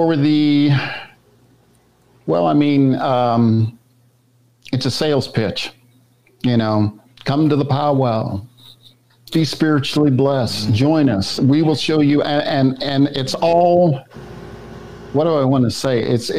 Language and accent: English; Wichita, Kansas, United States; I grew up in Wichita, Kansas, and around that area